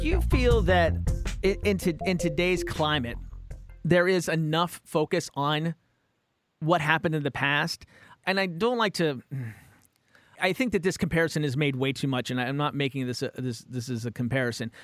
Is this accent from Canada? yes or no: no; Romney, West Virginia, United States; now in California, United States; I grew up in West Virginia